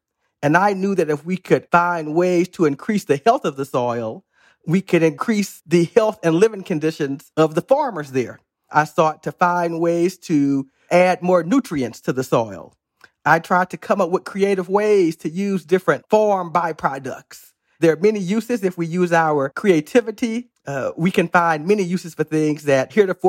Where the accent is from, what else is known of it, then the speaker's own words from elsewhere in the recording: Missouri, United States; When I was a little boy growing up in Southwest Missouri, I tried to explore my imagination.